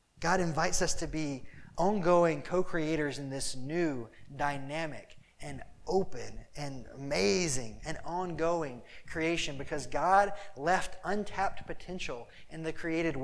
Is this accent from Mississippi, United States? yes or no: yes; Mississippi, United States; now in Chicago, United States; I'm from Mississippi, we like jump in ponds